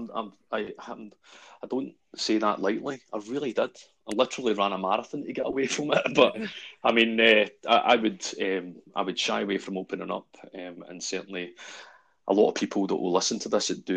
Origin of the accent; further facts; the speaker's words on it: Glasgow, Scotland, United Kingdom; I was born in Maryhill in Glasgow. And more or less from day one, I was raised by my gran and granddad